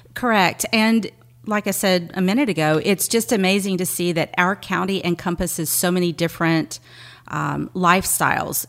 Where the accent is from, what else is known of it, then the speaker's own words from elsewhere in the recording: Seabrook, Texas, United States; moved away as an adult; now in Galveston, United States; I grew up in the Clear Lake, well, Seabrook area, right across the bridge